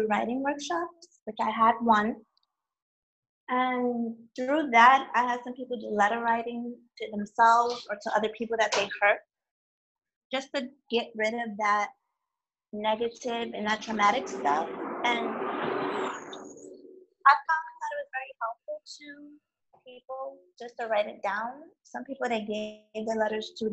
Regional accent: New York City, New York, United States; I'm from New York City

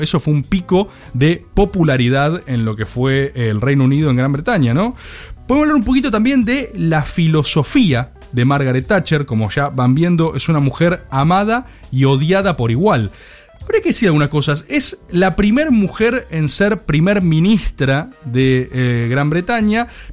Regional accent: Argentina

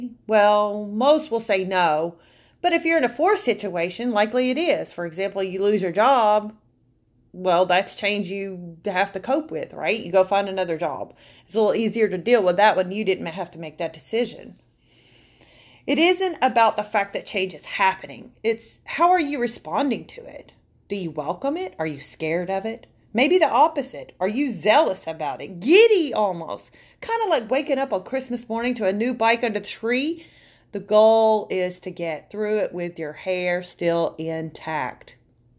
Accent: Alabama, United States; also born or lived in Tennessee / Kentucky; moved around a lot, between Alabama, Tennessee, and Kentucky. I was originally born and raised in Alabama. I spent much of my youth in the Bible Belt

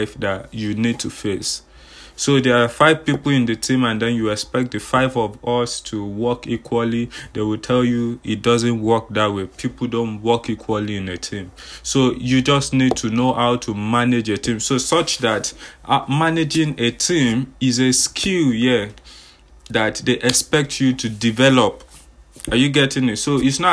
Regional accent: Nigeria; I'm from Nigeria

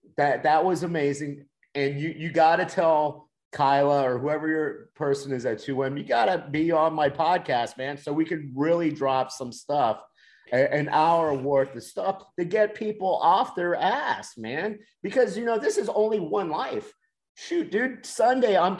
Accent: Miami, Florida, United States; moved away; I'm from Miami

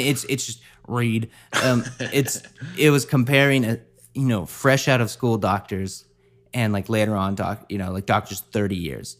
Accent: the South, United States; growing up in the South, like, in high school

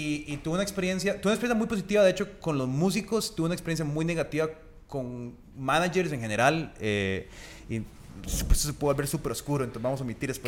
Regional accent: Costa Rica; en Costa Rica tenemos que hablar de usted o de vos

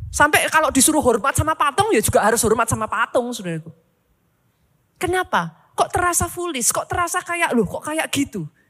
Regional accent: Surakarta, Central Java, Indonesia; Kalau mau ditanya sejak dari awal, saya tuh sangat suka di Solo. Saya tuh orang Solo, saudaraku. I love Solo so much.

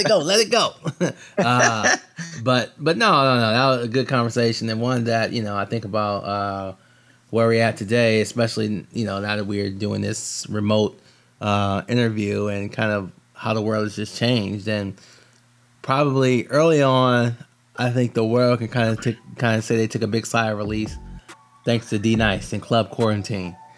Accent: Michigan, United States; I'm from Michigan

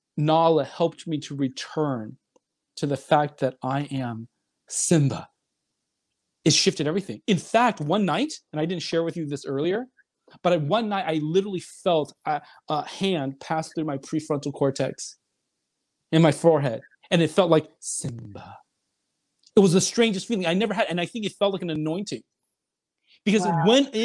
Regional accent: China; also born or lived in Seoul, South Korea; now in United States; if I never came to the United States, I was born in Seoul, I'm Chinese, but if I always stayed in China, where would I be?

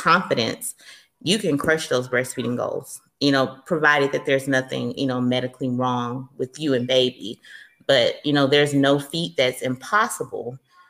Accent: the South, United States; And then I'm from the South. So, you know, everything is like a big warm hug, glass of sweet tea down here.

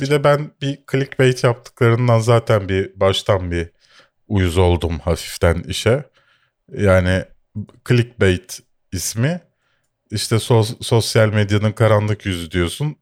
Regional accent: Bakırköy, Istanbul, Turkey; also born or lived in Şişli, Istanbul; Doğu Avrupa'dayım çünkü Bakırköylüyüm ve Şişli'de oturuyorum.

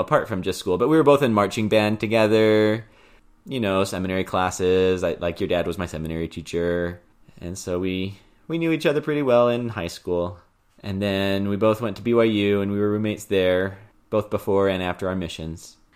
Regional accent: Houston, Texas, United States; we're from Houston and so it was nice to be close to family again

